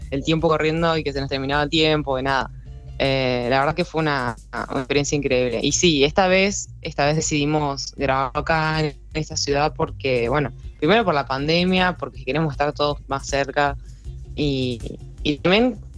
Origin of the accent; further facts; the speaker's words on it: Neuquén, Argentina; Nosotros somos de Neuquén Capital, nacidos y criados acá.